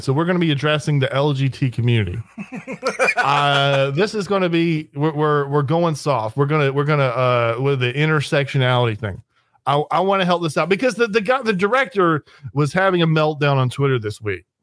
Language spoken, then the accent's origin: English; United States; I'm an American